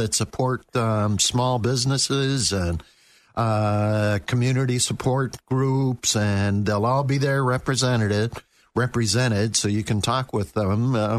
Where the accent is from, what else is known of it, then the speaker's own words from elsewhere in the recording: Buffalo, New York, United States; moved away; I grew up in Buffalo.